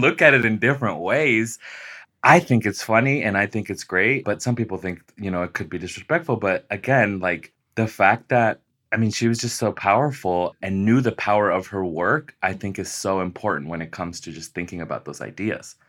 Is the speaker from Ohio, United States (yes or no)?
no; Las Vegas, Nevada, United States; I was born and raised in Las Vegas, Nevada